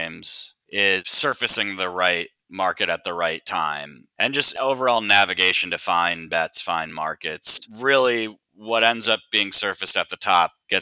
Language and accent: English; Minnesota, United States; I'm from Minnesota